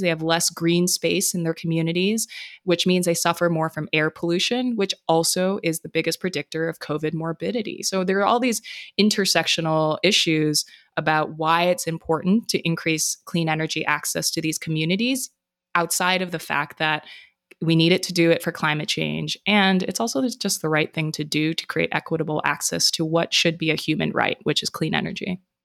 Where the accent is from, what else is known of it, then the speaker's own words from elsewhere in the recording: Honolulu, Hawaii, United States; moved away; I was born and raised in Honolulu, Hawaii, the most isolated landmass in the world